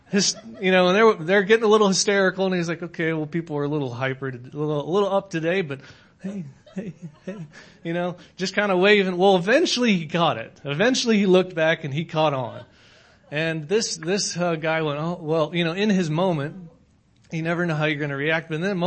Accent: Nebraska, United States; moved away; I am from Nebraska originally. That's where I was born.

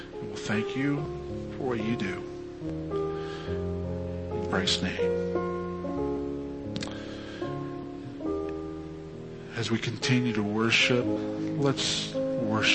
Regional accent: Fresno, California, United States; we were dysfunctionally close growing up in Fresno together

